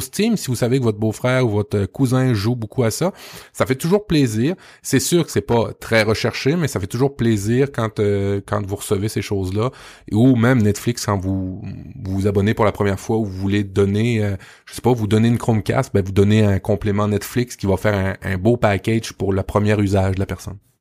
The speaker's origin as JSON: {"language": "French", "country": "Canada", "said": "Chez nous, au Canada"}